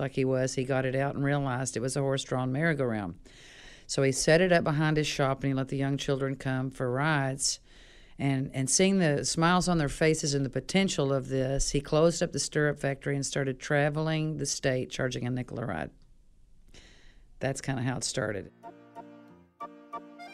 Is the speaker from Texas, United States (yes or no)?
yes; Fort Worth, Texas, United States; I'm from Fort Worth, Texas, and I own Tally Amusements Carnival